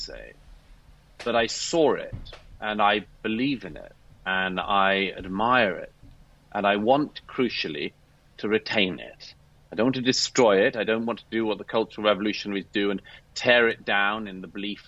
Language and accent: English; United Kingdom; I'm British by birth